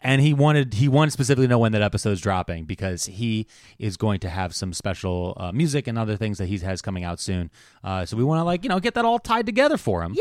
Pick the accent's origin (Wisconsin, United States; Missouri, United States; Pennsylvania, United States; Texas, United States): Pennsylvania, United States; Delaware County; I'm from Delco and so is my son